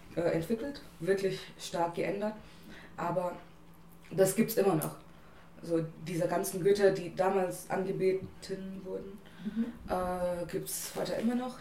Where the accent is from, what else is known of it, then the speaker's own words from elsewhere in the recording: India; German is a second language; moved away as an adult; now in Germany; ich bin in Indien geboren und aufgewachsen und bin seit letztem Jahr hier